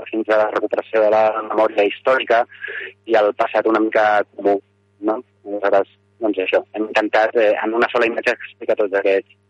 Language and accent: Catalan; Barcelona, Catalonia, Spain; soc de Barcelona, però la meva parella és, és d'aquí